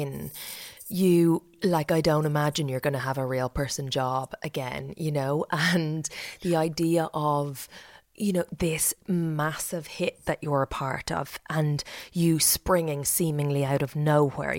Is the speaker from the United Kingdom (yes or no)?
no; County Meath, Ireland; I grew up in Meath